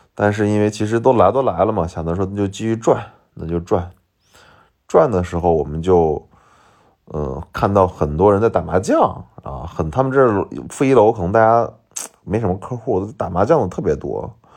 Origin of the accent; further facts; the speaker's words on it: Shaanxi, China; accent: Shaanxi dialect; 我马上用陕西话回了一句，说，我是陕西的